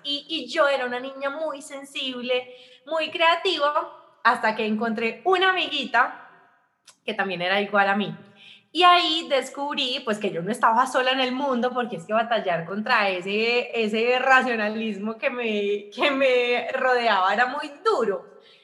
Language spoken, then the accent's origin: Spanish; Armenia, Quindío, Colombia; moved away as an adult; now in Medellín, Colombia; yo soy de Armenia, pero yo vivo en Medellín